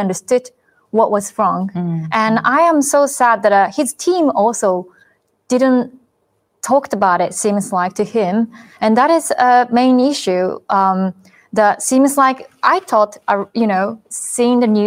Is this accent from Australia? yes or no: no; Japan; myself growing up in Japan